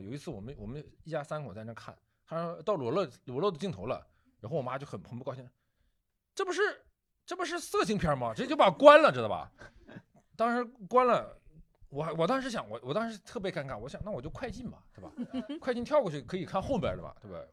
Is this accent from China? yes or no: yes; China; 我们中国人在讲这方面的事情嗯，可能还是比较含蓄